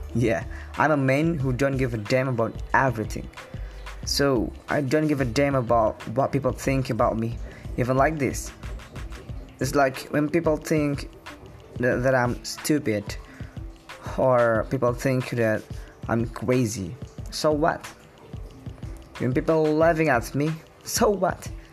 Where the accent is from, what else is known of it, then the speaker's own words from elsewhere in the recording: Depok, West Java, Indonesia; English is a second language; I was born in Depok